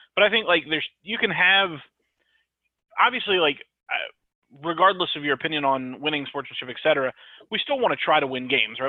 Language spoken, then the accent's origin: English; Mississippi, United States; I'm from Mississippi